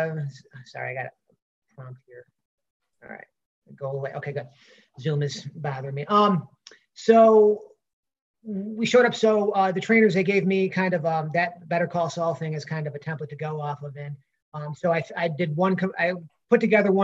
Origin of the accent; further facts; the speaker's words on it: Rochester, New York, United States; growing up in Rochester